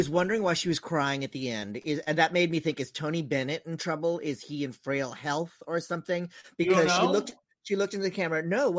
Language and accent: English; Philippines; As a Filipino